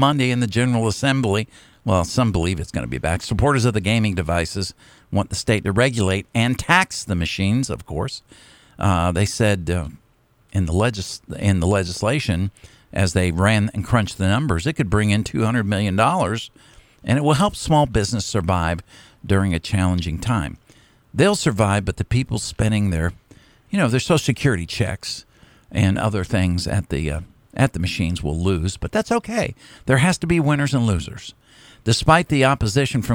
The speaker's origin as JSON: {"language": "English", "region": "Pennsylvania", "country": "United States", "tie": "born or raised there", "moved": "yes", "said": "growing up in Pennsylvania"}